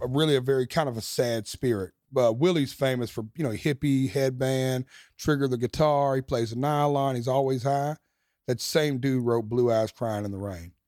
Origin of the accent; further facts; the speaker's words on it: Nashville, Tennessee, United States; first arena headline in my hometown